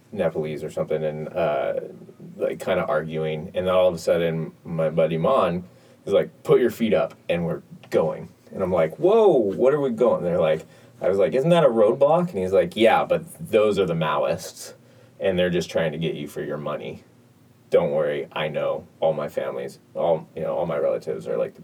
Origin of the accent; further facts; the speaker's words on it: United States; I'm an American